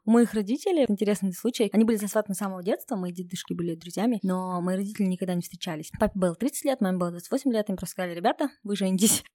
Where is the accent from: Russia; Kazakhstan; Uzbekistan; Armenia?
Kazakhstan; Kokshetau, Akmola Region; я сама из Кукштау, мои ровесники уже замужем